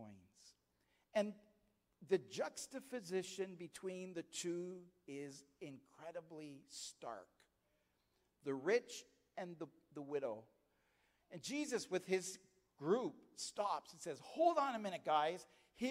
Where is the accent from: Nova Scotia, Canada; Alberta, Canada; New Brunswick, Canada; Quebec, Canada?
Nova Scotia, Canada; But I'm from Canada. I was born in Nova Scotia.